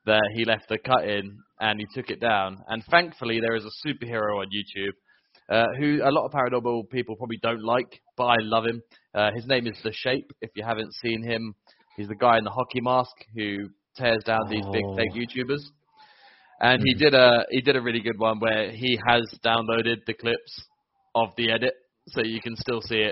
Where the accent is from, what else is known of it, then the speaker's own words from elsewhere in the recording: England, United Kingdom; I'm English